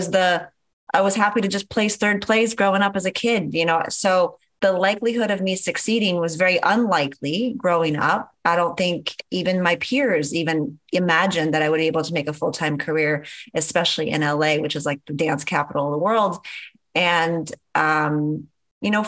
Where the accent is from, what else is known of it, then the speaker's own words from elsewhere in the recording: Canada; moved away as an adult; now in Los Angeles, United States; Because I'm Canadian, I had my O-1 visa, which is a whole nother process just to get the legal right to work as a Canadian in the US